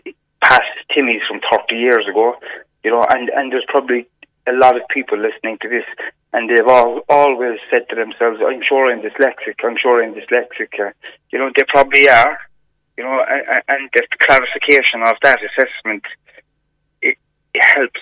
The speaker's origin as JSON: {"language": "English", "town": "Cork", "region": "Munster", "country": "Ireland", "tie": "born or raised there", "said": "I grew up in Hollyhill area"}